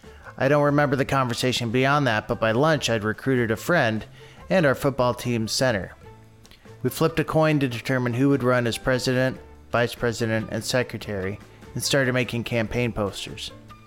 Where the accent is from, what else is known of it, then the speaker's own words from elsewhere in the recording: South Glens Falls, New York, United States; He was a high school math teacher in my hometown of South Glens Falls, New York. I moved to that town my freshman year and did my best to blend in.